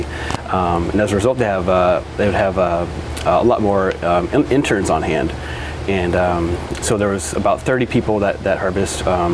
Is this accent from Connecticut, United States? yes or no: no; Iowa, United States; moved away as an adult; now in Oregon, United States; I moved to Oregon from Iowa, graduated high school in Iowa, and then went to Linfield College